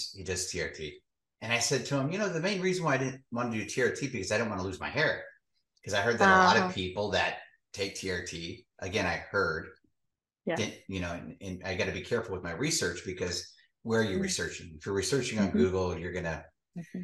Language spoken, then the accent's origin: English; Monterey, California, United States; I'm from Monterey, California